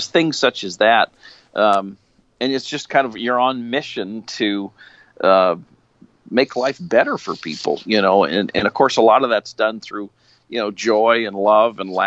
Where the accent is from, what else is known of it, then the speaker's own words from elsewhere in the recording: Alaska, United States; also born or lived in Idaho; I'm from Alaska